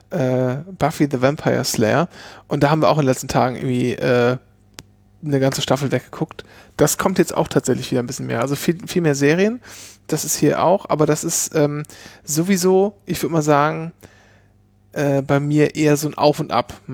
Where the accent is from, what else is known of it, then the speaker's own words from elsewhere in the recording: Lower Saxony, Germany; ähm, in meinem Heimatdorf in Ostfriesland gemacht.